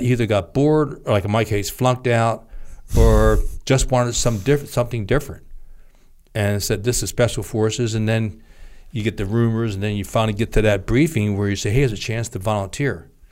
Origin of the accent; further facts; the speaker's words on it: Trenton, New Jersey, United States; I grew up in Trenton, New Jersey